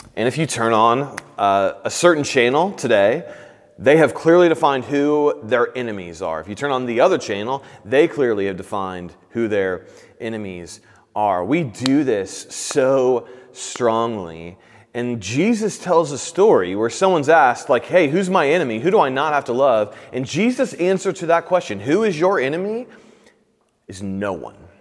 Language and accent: English; Indiana, United States; now in Kansas City, United States; I'm from Indiana